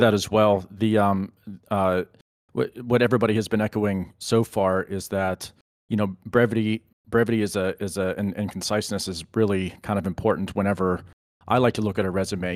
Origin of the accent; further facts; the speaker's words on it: Pennsylvania, United States; I'm originally from Pennsylvania, and, and I'm still here